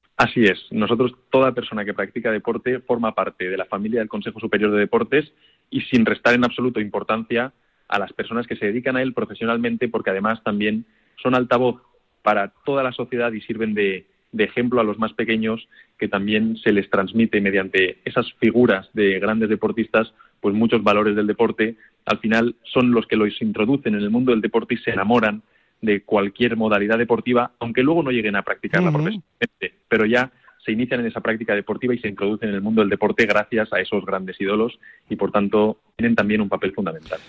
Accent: Valencia, Valencian Community, Spain; como es mi tierra

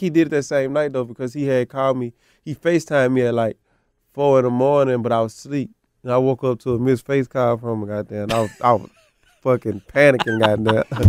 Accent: the South, United States; being from the South

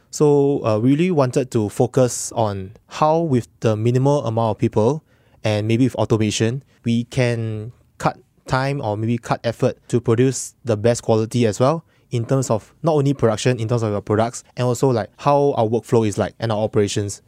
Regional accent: Singapore; I'm a Singaporean as well

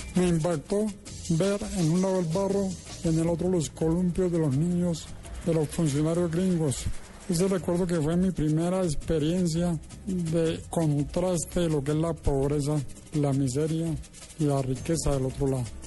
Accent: Colombia; la de los colombianos

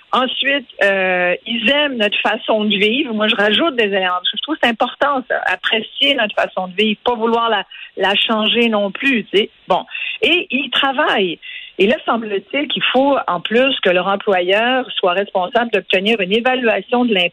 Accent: Quebec, Canada; Aujourd'hui, moi, je suis québécoise, à part entière, puis mes enfants aussi

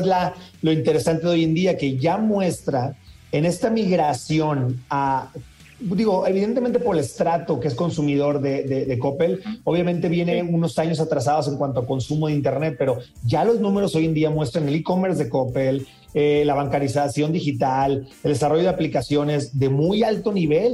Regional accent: Sinaloa, Mexico; yo soy de Sinaloa

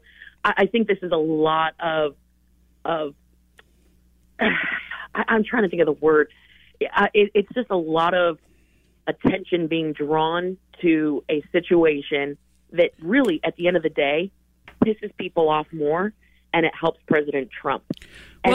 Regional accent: Colorado, United States; my home state. That's where I was born and raised

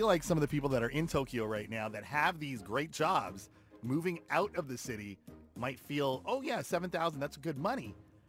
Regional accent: Toronto, Ontario, Canada; I was born in Toronto. So for me, it's like, this is where I want to be. This is where I need to be.

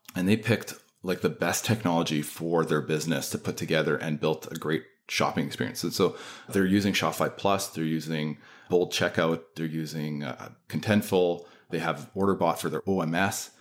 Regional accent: Canada; accent: Canadian; also born or lived in Manitoba; So, yes, I am Canadian.

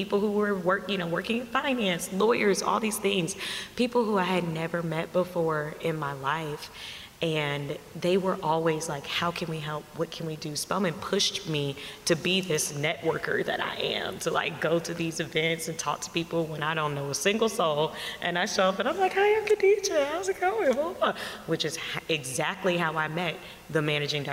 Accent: Savannah, Georgia, United States; also born or lived in Montgomery, Alabama; I grew up in Savannah, Georgia

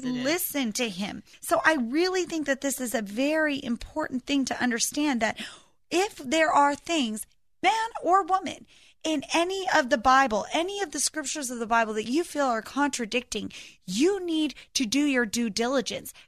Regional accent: United States; we as American Christians

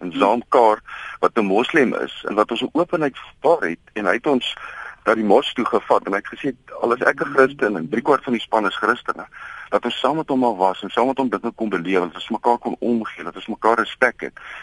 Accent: South Africa; as Suid-Afrikaners

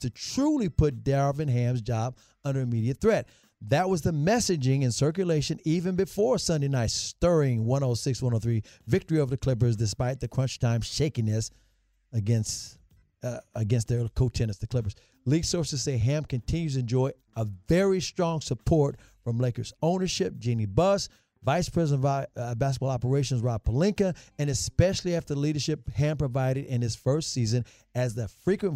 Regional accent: Memphis, Tennessee, United States; I grew up in Memphis.

